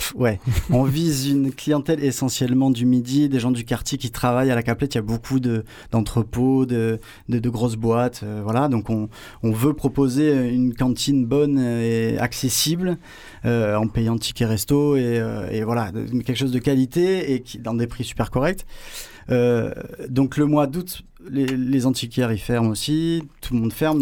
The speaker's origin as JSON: {"language": "French", "town": "Marseille", "region": "Provence-Alpes-Côte d'Azur", "country": "France", "also_born_or_lived": "Paris", "said": "Je suis Marseillais, Mazargué"}